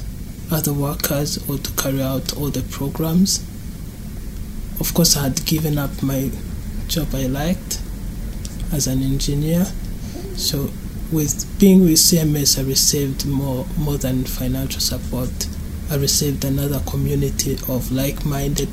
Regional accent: Rwanda; moved away; I grew up in Rwanda in a Christian family.

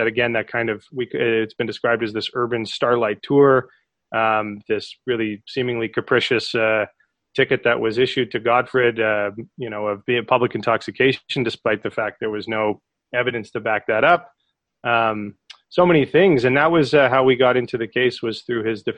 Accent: Calgary, Alberta, Canada; also born or lived in Toronto; we actually met as far back as grade four growing up in Calgary

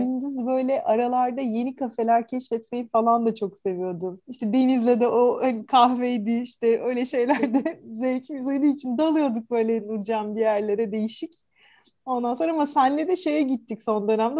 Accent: Istanbul, Turkey; born or raised there

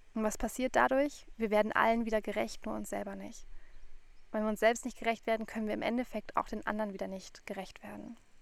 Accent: Frankfurt, Hesse, Germany; moved away; zurück in meine Heimat gefahren, nach Frankfurt

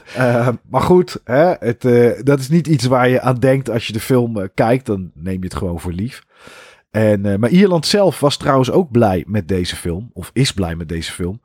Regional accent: Netherlands; wij Nederlanders

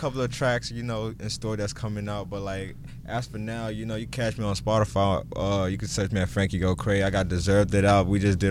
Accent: Houston, Texas, United States; moved away as an adult; now in Toronto, Canada; Originally, I'm from Houston. My background is Nigerian.

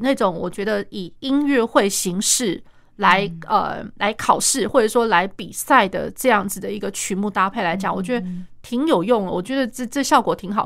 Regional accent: Taiwan; 我们台湾人

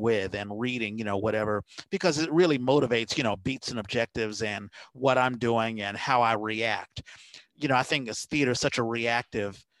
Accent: Washington, District of Columbia, United States; now in San Francisco Bay Area, United States; I grew up in Washington, D.C., you know, it's called the Chocolate City

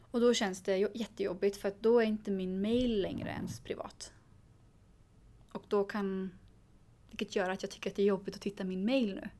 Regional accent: Sweden; i samhället där jag växte upp

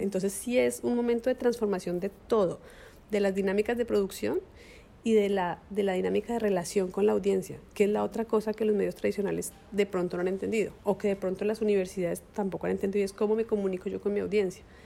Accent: Colombia; como colombianos

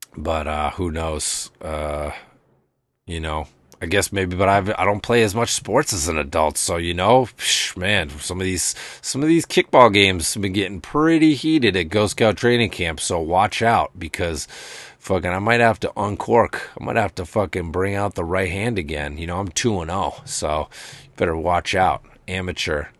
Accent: Amherst, United States; moved away; where I grew up in Amherst

